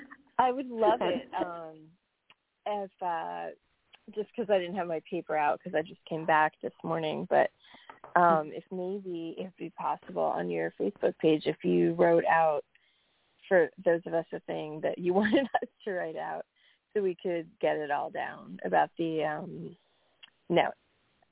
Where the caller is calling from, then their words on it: New York, United States; Oh, hi. It's … from New York.